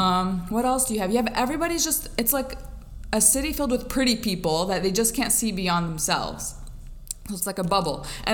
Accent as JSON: {"language": "English", "region": "Michigan", "country": "United States", "tie": "born or raised there", "also_born_or_lived": "Lebanon / Miami / Los Angeles", "said": "I was born and raised in Michigan, moved to Lebanon, came back to Michigan, moved to Miami, lived there for 2 years to pursue a master's degree, and then I came back to Michigan"}